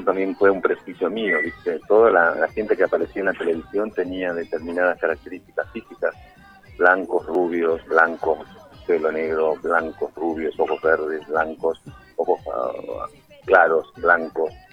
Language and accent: Spanish; Peru; un recorrido por parte de mi infancia acá en Perú